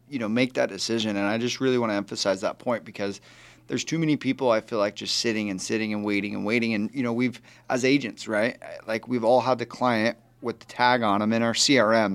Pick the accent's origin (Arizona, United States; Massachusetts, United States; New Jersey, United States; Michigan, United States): Arizona, United States; I was born and raised right here in Arizona